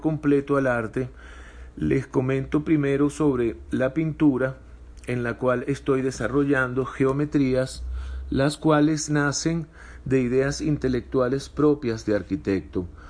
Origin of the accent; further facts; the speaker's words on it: Caracas, Capital District, Venezuela; moved away as an adult; now in Mexico; Nací en Caracas, Venezuela, hijo de padres que emigraron de Europa. Tengo poco más de cinco años viviendo en México